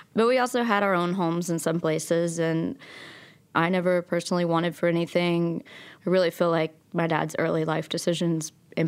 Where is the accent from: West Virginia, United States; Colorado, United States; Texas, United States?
West Virginia, United States; Logan; also born or lived in Abingdon, Virginia; I was born in Abingdon, Virginia, and I grew up in Logan, West Virginia. And we moved 12 times before I was in sixth grade between those two towns.